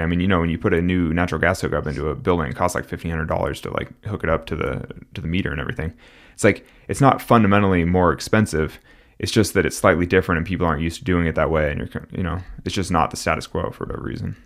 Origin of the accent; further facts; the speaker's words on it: Central Valley, California, United States; I'm from the Central Valley in California, and, like, when I grew up, like, tule fog